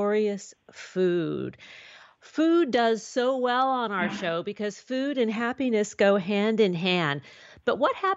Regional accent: New York City, New York, United States; now in Southern California, United States; I was introduced to it as a young girl growing up in New York City

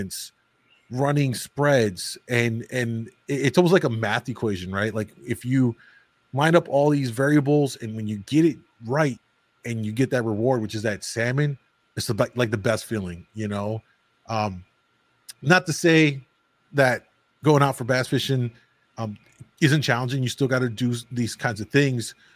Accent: Chicago, Illinois, United States; I'm from Chicago

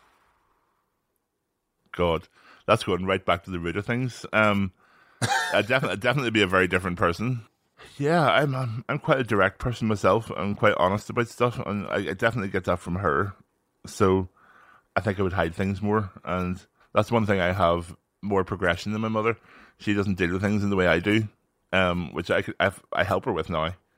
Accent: Northern Ireland, United Kingdom; born or raised there

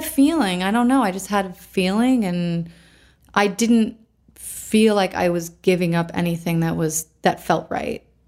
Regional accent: Canandaigua, New York, United States; also born or lived in Rochester, New York / Pennsylvania; I was born in Canandaigua, New York. Canandaigua Lake is one of the Finger Lakes in upstate New York, so close to Rochester, which is where I lived later in life.

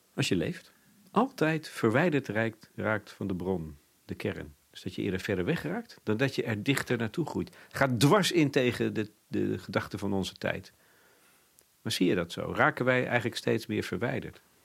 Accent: Netherlands

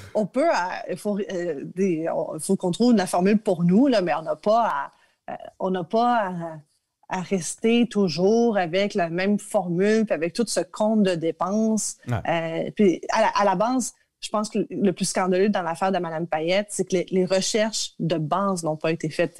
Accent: Quebec, Canada; chez nous au Québec

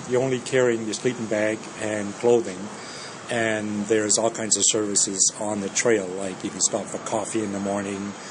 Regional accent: Ontario, Canada; also born or lived in Denmark; I'm from uh, Canada, a uh, small town south of Toronto.

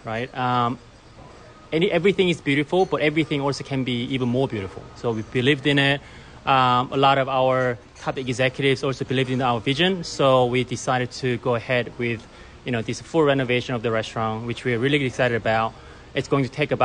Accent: Australia; moved away as an adult; also born or lived in Korea / Japan / Singapore / Hong Kong; now in United States; I was born in Korea and I grew up in Australia

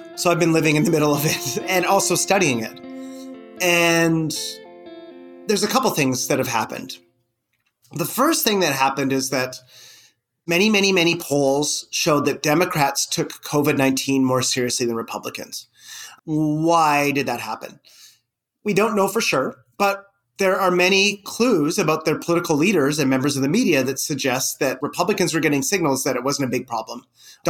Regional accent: Canada; moved away as an adult; also born or lived in Columbus, Ohio; I'm Canadian

